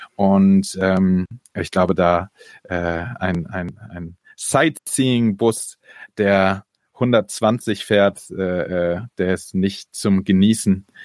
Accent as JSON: {"language": "German", "region": "Berlin", "country": "Germany", "tie": "born or raised there", "also_born_or_lived": "near Hamburg", "moved": "yes", "lives_now": "Ludwigsburg, Germany", "said": "bin aber geboren in der Nähe von Hamburg und aufgewachsen am Stadtrand Berlin"}